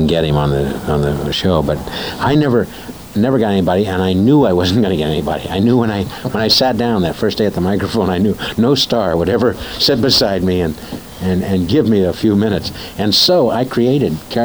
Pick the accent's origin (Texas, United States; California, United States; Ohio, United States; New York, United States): Ohio, United States; Springfield; moved away; also born or lived in Dayton, Ohio; That's where I was born, and I grew up in Springfield, up north of there in a little small town